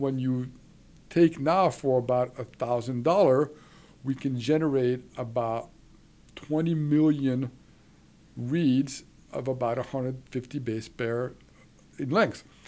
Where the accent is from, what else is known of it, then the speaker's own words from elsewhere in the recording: Switzerland; moved away; I was raised in Switzerland